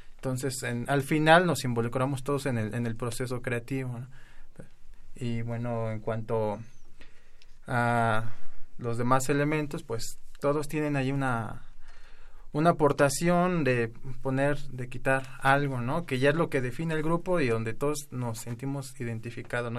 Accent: Erongarícuaro, Michoacán, Mexico; first language Spanish; somos de una comunidad de Michoacán que se llama Erongarícuaro

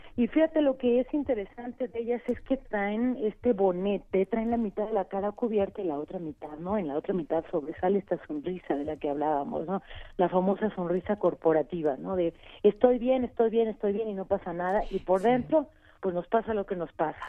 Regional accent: Mexico; lo que somos como mexicanos contemporáneos, como mexicanas

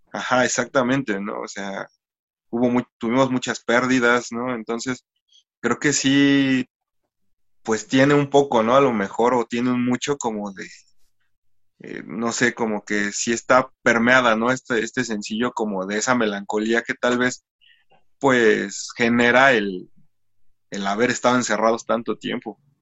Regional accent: Ecatepec, State of Mexico, Mexico; somos una banda del Estado de México, para ser precisos, de, del municipio de Catepec.

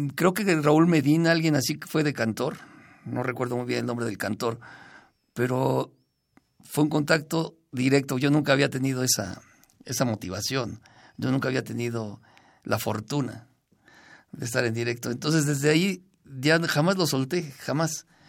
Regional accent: Zacatlán, Puebla, Mexico; Yo soy de Zacatlán, Puebla

